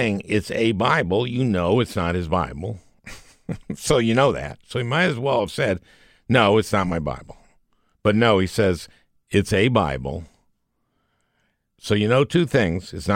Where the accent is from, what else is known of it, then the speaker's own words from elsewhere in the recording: Minneapolis, Minnesota, United States; As a Minnesotan, as a Minneapolitan